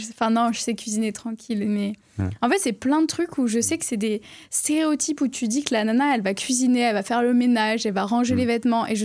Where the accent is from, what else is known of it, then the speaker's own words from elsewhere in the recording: Florac, Occitania, France; also born or lived in Bordeaux; Mais en plus, vraiment, j'ai grandi de à Florac.